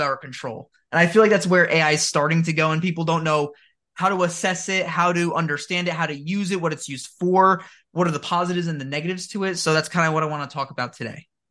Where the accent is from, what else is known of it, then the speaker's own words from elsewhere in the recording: New Jersey, United States; I live in New Jersey, born and raised